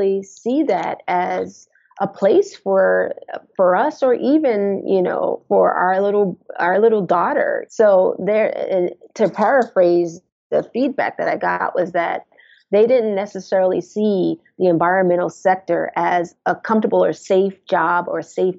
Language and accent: English; Jersey City, New Jersey, United States; We grew up in Jersey City, New Jersey, and we lived in a brownstone